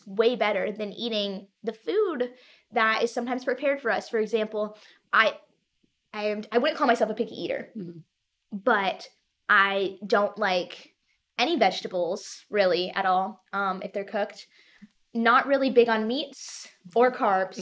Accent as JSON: {"language": "English", "area": "Chicago suburbs", "region": "Illinois", "country": "United States", "tie": "born or raised there", "moved": "as an adult", "lives_now": "Indiana, United States", "said": "growing up in Chicago... Well, first off, I would like to note that I didn't grow up directly in the city"}